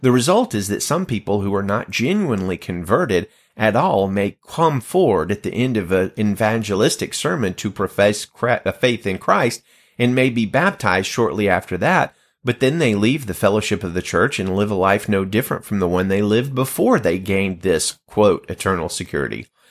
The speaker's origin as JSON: {"language": "English", "region": "Alabama", "country": "United States", "tie": "born or raised there", "said": "the state of Alabama. My home state"}